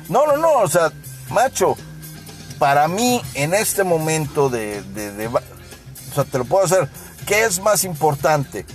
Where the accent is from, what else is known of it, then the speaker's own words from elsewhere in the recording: Mexico; como buenos mexicanos